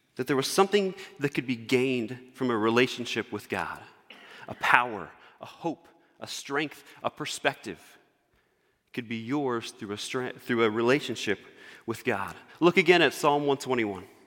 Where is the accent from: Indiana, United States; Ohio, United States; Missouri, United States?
Indiana, United States; Northwest; moved away; We moved from Northwest Indiana down to the, uh, Indianapolis area.